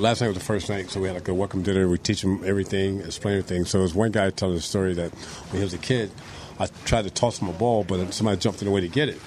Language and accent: English; Tampa, Florida, United States; also born or lived in St. Petersburg; growing up in Tampa in the '60s